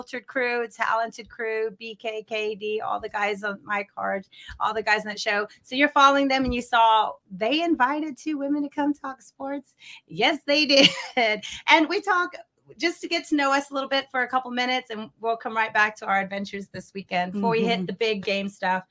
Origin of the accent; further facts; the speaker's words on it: Austin, Texas, United States; I'm from Austin. I grew up in Austin, Texas